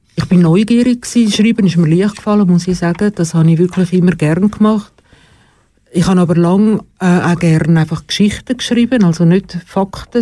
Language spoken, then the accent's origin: German; Schlieren, Zurich, Switzerland; In Schlieren. Also Schlieren bei Zürich, nicht Schlieren bei Bern.